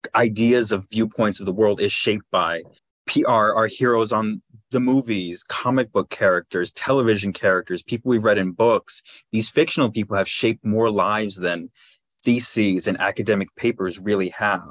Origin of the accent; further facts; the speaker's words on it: Los Angeles, California, United States; I grew up in Los Angeles